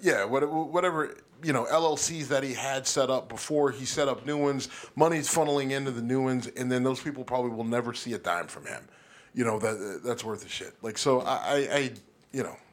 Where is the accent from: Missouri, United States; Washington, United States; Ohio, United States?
Ohio, United States; near Warren; born or raised there